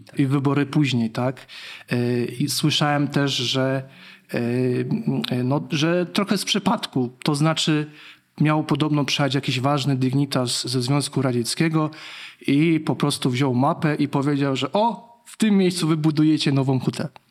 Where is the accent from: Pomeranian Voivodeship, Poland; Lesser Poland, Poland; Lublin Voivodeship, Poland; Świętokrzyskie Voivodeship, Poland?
Lesser Poland, Poland; Kraków; jako Krakus